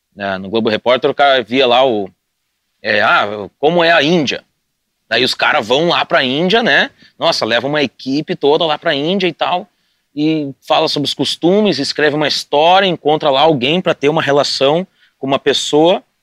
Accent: Sapiranga, Rio Grande do Sul, Brazil; moved away as an adult; eu cresci em Sapiranga

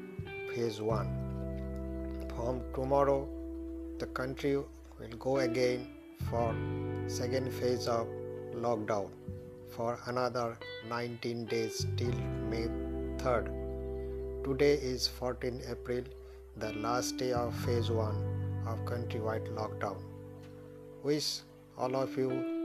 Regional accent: India; from India

